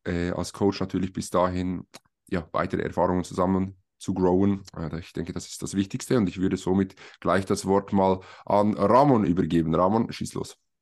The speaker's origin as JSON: {"language": "German", "country": "Switzerland", "said": "wir kommen alle aus der Schweiz. Dementsprechend entschuldigt unser vielleicht etwas holpriges Hochdeutsch teilweise."}